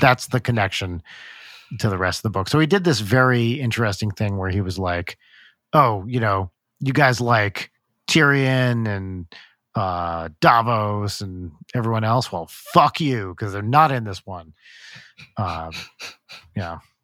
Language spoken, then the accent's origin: English; New Jersey, United States; growing up in Jersey